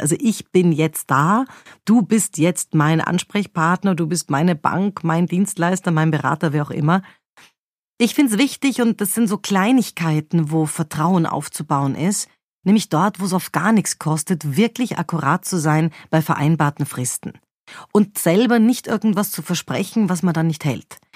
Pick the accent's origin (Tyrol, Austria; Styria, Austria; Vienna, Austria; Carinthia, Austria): Vienna, Austria; bei uns in Wien